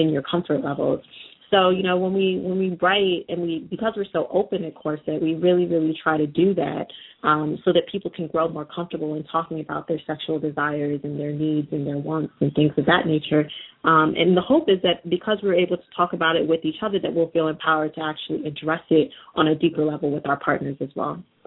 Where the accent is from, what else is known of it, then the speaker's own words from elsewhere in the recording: United States; I had a balance of kind of experiences growing up in the United States.